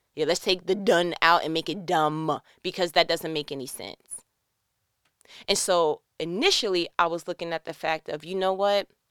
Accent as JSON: {"language": "English", "region": "New York", "country": "United States", "moved": "yes", "said": "I'm from New York"}